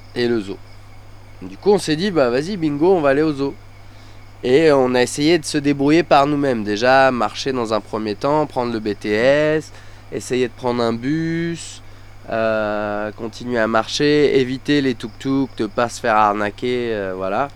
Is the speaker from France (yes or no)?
yes; France; now in Thailand